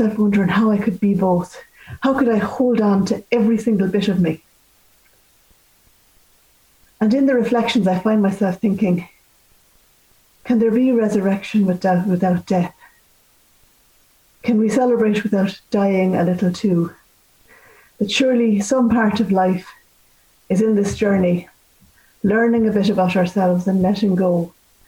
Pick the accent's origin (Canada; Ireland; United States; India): Ireland; as Irish people